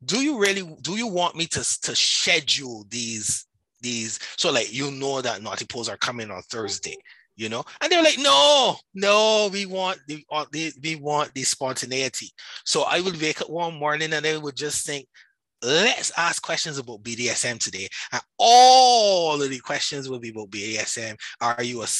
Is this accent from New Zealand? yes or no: no; Barbados; accent: Barbadian; I am Barbadian. I live in Barbados. All like right now, I'm in Barbados. So that's where my accent comes from. And that's where the Bajan is. We call ourselves Bajans here.